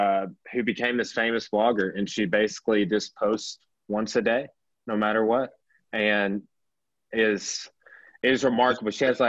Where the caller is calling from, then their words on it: Arkansas, United States; I'm contacting you from Arkansas. Right, like Southern United States, like we're you know kind of an obscure place to be.